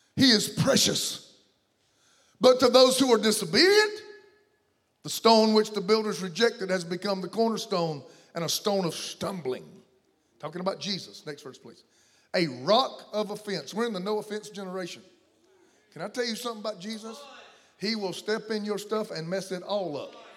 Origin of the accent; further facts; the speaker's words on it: the South, United States; I come from the South